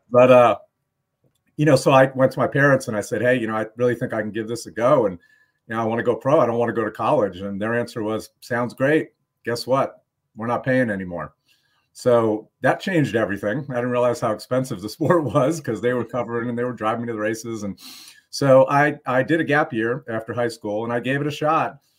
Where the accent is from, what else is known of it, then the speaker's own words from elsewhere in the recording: New York, United States; moved away; I grew up in New York